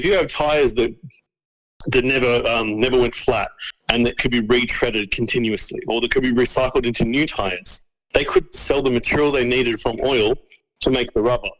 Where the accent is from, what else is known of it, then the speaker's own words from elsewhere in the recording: Australia; I'm from Australia